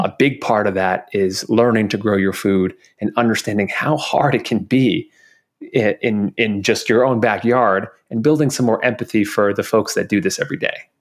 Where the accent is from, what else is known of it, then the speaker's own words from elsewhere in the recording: New York, United States; growing up in New York, you know, we'd go see a Broadway show